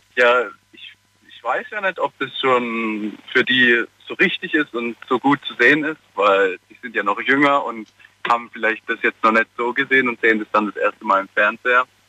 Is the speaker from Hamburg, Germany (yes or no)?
no; Karlsruhe, Baden-Württemberg, Germany; ich komme aus Karlsruhe.